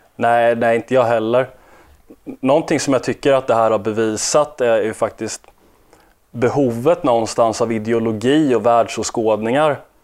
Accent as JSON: {"language": "Swedish", "country": "Sweden", "said": "oss som är svenskar"}